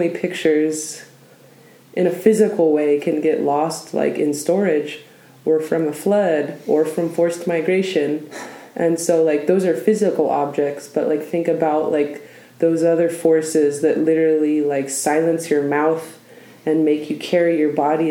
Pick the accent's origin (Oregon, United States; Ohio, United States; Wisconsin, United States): Oregon, United States; I was born in Oregon, where we are right now.